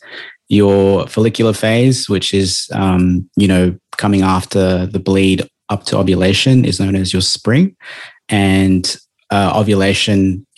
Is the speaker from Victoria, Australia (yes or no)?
yes; Melbourne, Victoria, Australia; now in Gold Coast, Australia; I'm traditionally from Victoria